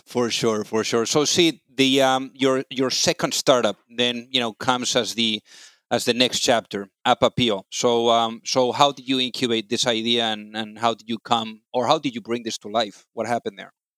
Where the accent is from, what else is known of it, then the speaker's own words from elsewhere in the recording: Spain; now in United States; I'm also from Spain